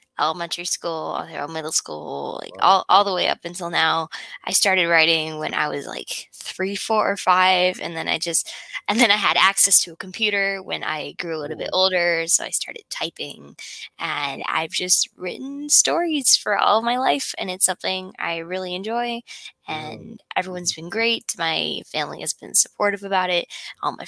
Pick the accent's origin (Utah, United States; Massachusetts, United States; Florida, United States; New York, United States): Utah, United States; I'm from Utah